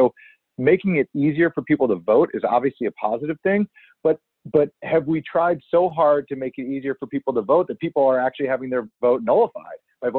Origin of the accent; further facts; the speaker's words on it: United States; But my point is, as an American, generally, I really like when we play football between the 40s.